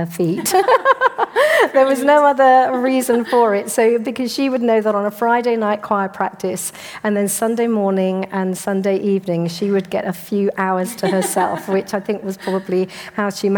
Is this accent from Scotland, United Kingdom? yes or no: no; Devon, South West England, United Kingdom; in terms of my early childhood, I grew up in Devon